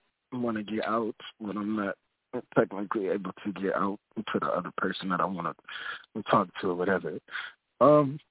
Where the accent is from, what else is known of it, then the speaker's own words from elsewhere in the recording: Minneapolis, Minnesota, United States; now in Gary, Indiana, United States; Right now, I'm in Gary, Indiana, but I'm from Minneapolis, Minnesota